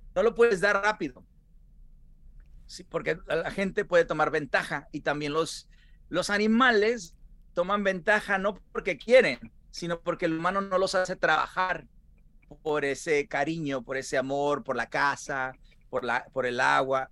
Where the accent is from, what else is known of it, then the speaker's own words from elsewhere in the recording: Sinaloa, Mexico; moved away; como sinaloense, mira, yo crecí con, con todos, pues Salvador Sánchez y todas eh, Pipino Cuevas